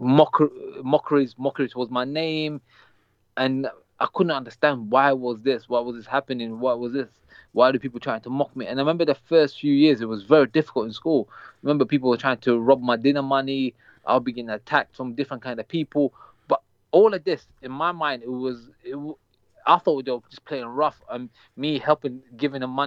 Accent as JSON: {"language": "English", "region": "London", "country": "United Kingdom", "tie": "born or raised there", "also_born_or_lived": "Saudi Arabia", "said": "I grew up in the UK"}